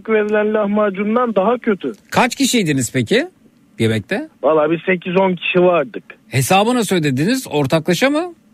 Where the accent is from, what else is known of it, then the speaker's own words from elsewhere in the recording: Kars, Kars Province, Turkey; now in Iğdır, Turkey; Zeki merhaba … Kars'tan çıktım Kars, aslen Karslıyım da Iğdır'da oturuyorum.